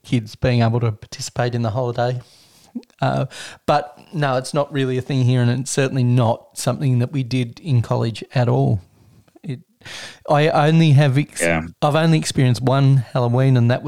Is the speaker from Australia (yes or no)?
yes; Australia; as an Australian